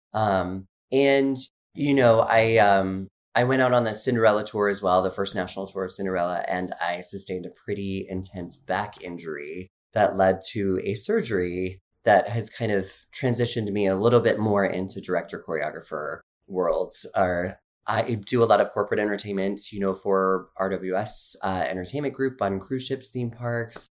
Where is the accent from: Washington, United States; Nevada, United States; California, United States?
Nevada, United States; Carson City; I grew up in Carson City, Nevada, just outside of Lake